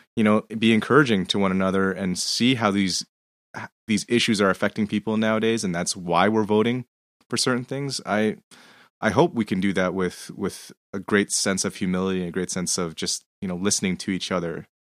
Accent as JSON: {"language": "English", "country": "Canada", "said": "I'm Canadian"}